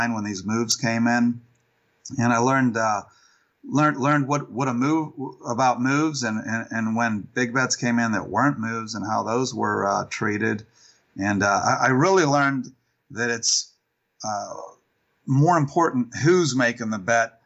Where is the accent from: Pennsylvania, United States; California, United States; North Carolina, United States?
Pennsylvania, United States; Pittsburgh; moved away as an adult; I grew up in Pittsburgh